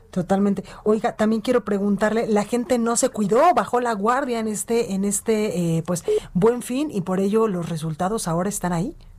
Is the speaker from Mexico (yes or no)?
yes; Mexico; venimos a la Basílica de Guadalupe acá en la Ciudad de México